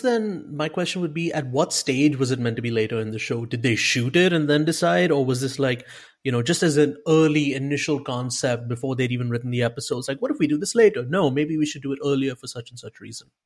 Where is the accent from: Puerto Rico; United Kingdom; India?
India; I'm, I'm Indian.